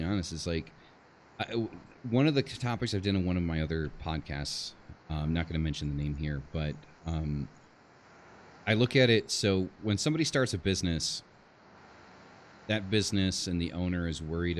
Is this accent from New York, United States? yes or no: yes; New York, United States; moved away as an adult; also born or lived in Istanbul, Turkey; now in Mexico; I live in Mexico. I'm from New York. I live in Mexico. I used to live in Istanbul, Turkey